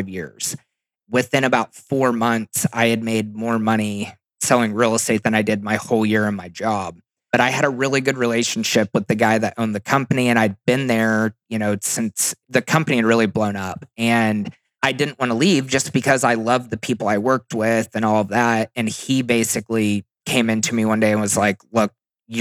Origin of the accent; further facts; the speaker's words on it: Kansas, United States; moved away; also born or lived in Texas / Oklahoma; I'm from Kansas, lived in Texas, and then I moved to Oklahoma